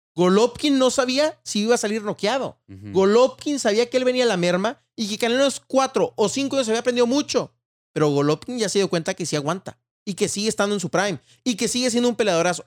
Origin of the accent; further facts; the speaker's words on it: Mexico; como mexicano